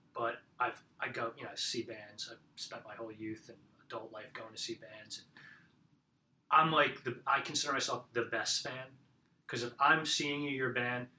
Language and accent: English; Belmar, New Jersey, United States; moved away as an adult; now in Philadelphia, United States; I'm originally from central New Jersey on the ocean, uh, a little town called Belmar. Um, right near Asbury Park. So I grew up in … country